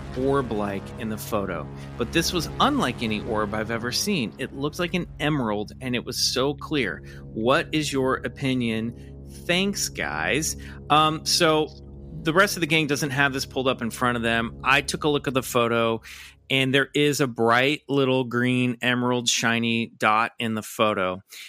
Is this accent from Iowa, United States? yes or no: no; Kansas, United States; I currently live in Texas, but I am from Kansas. My sister still lives in Lawrence, Kansas.